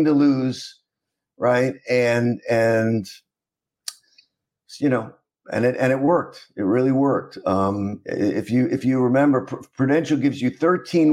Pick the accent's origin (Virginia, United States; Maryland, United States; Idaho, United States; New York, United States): New York, United States; New York City; moved away as an adult; also born or lived in Vandenberg, California / South Miami, Florida; I grew up in Queens